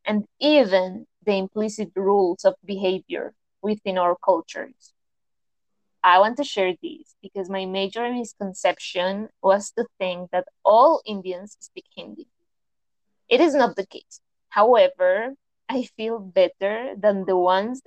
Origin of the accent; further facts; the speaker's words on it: Colombia; first language Spanish; English is a second language; As a Colombian, I speak Spanish, and it's been only during my university years that I've had complete contact with the English language